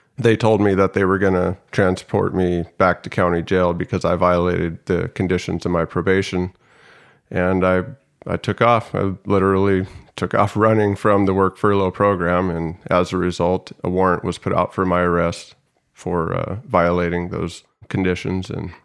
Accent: San Diego, California, United States; also born or lived in Oregon; I think I moved down to San Diego from Oregon in 88 or 89, and I started third grade here in San Diego in a town called Mira Mesa. And I lived in Mira Mesa from third to seventh grade, and it was a good time.

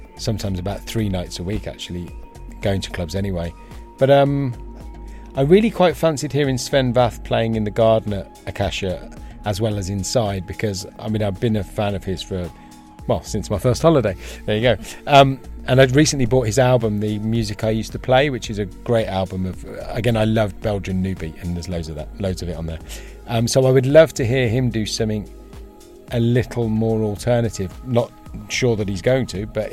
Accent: Solihull, West Midlands, United Kingdom; also born or lived in London; now in Ibiza, Spain; I was from Solihull, but I moved and spent about 10 years in London. And then I've spent maybe about 15 years here in total

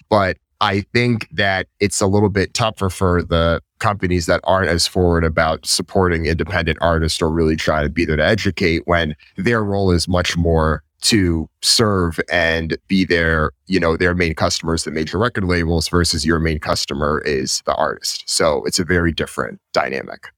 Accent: Hartford County, Connecticut, United States; Hartford County, which is where I'm from.

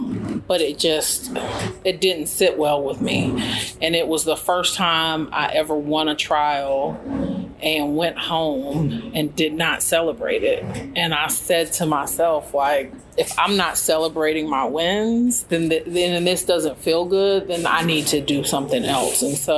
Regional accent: White Sands Missile Range, New Mexico, United States; also born or lived in Tallahassee / Germany / Netherlands; So I'm an Army brat. I was born in Tallahassee, Florida, but grew up in Germany, Holland, and White Sands Missile Range, New Mexico.

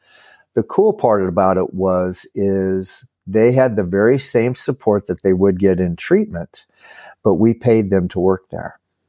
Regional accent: Nebraska, United States; now in California, United States; But yeah, I always tell everybody I'm from Nebraska. I've been living in California, but I'll always be a Nebraskan.

